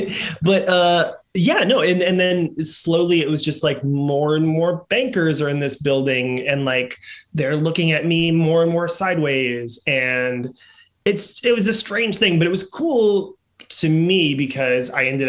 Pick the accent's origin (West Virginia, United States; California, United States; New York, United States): New York, United States; New York City; moved away as an adult; now in Los Angeles, United States; I grew up in the Upper West Side